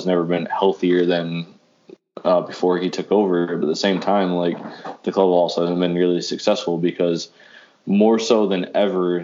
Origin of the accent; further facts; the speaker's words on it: United States; as an American